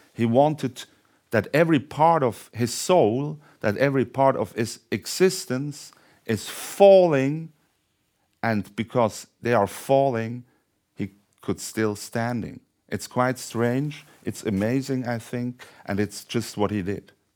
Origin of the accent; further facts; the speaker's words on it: Thun, Bern, Switzerland; Thun, which was this crossroad, uh, it's my hometown